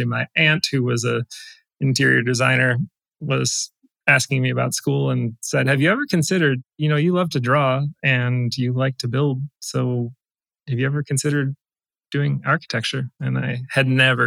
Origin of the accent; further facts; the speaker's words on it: South Central Wisconsin, United States; I grew up in South Central Wisconsin, live there now